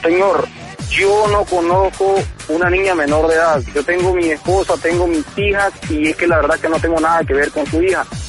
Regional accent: Guatemala; moved away as an adult; now in United States; Soy de Guatemala

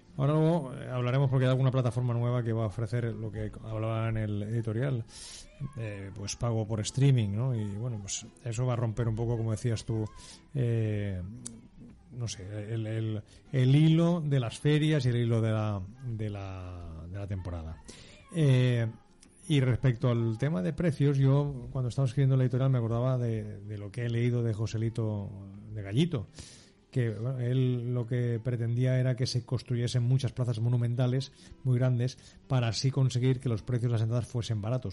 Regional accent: Algemesí, Valencian Community, Spain; de mi tierra, de mi casa, de mi pueblo, de Algemesí

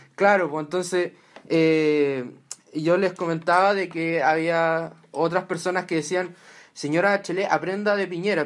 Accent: Santiago, Santiago Metropolitan Region, Chile; somos los tres de Santiago

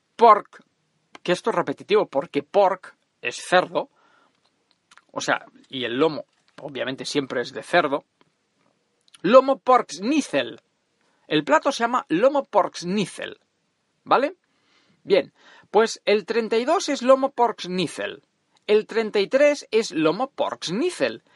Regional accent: Catalonia, Spain; Soy catalán, agarrado y rata, pero no tonto

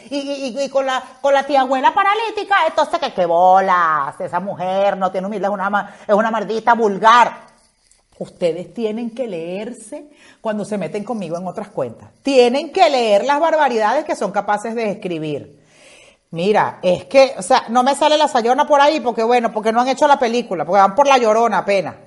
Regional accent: Maracaibo, Zulia, Venezuela; moved away as an adult; also born or lived in Caracas, Venezuela; now in Spain; yo soy maracucha que nací en Caracas

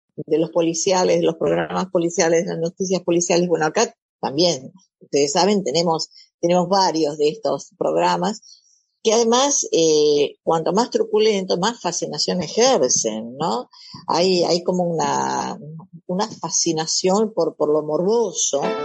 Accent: Argentina; nosotros nosotros digo, la Argentina

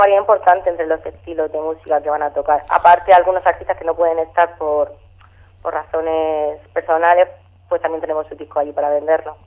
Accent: Region of Murcia, Spain; yo soy murciana

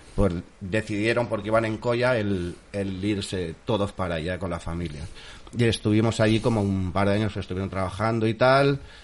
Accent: el Puerto, Valencian Community, Spain; Yo soy del puerto de toda la vida. Lo que pasa que yo nazco aquí, realmente nací en Valencia eh, mm, mis primeros años los viví en la calle Segorbe número 69

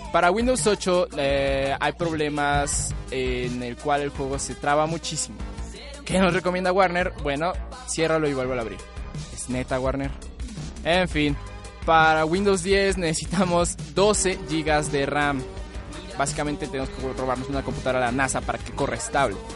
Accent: Oaxaca, Mexico; soy de Oaxaca, ah, que es como un Chiapas 2, pero bueno.

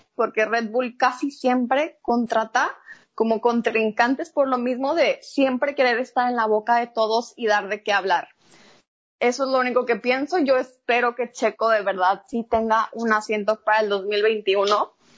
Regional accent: Mexico; somos mexicanos

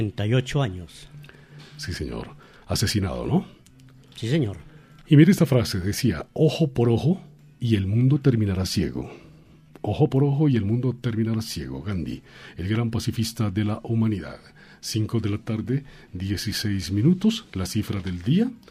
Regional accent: Colombia; al fin y al cabo, seamos negros, seamos blancos, seamos mulatos, seamos altos, seamos bajitos, todos somos colombianos.

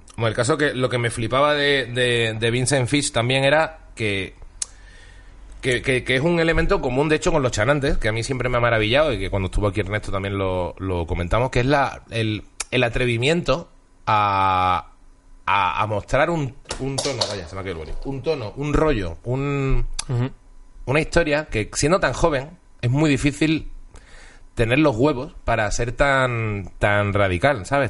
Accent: Seville, Andalusia, Spain; also born or lived in Huelva; Yo nací en Huelva, me crié en Sevilla, pero tengo media familia vasca.

